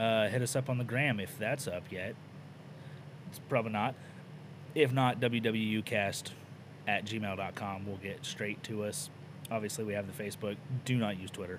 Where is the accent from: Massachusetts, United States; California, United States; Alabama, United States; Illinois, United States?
California, United States; I'm from California